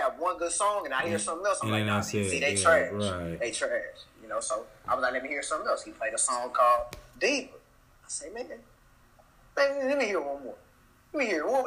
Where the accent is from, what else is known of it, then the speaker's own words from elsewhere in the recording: Houston, Texas, United States; also born or lived in Kansas; I'm from Belfry, Gessner